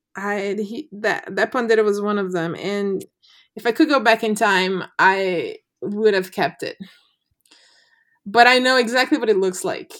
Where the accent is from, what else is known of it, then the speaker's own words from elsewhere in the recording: Brazil; now in United States; I'm Braz, clearly Brazilian